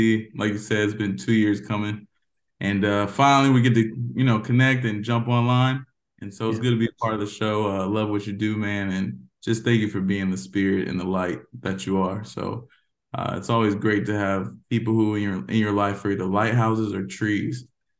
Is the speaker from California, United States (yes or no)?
no; Georgia, United States; born there; also born or lived in Tampa, Florida / Stuttgart, Germany / Mannheim, Germany / Texas; I was born in Georgia, didn't stay long, went to Tampa, Florida, then Stuttgart, Germany, back to Tampa, Florida, back to Mannheim, Germany, and then ultimately Texas.